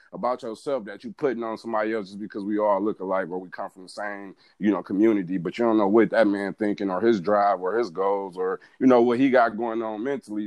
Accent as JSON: {"language": "English", "town": "Pontiac", "region": "Michigan", "country": "United States", "tie": "born or raised there", "also_born_or_lived": "Albany, Georgia", "moved": "as an adult", "lives_now": "Atlanta, United States", "said": "born and raised in Pontiac, Michigan. That's where I'm from"}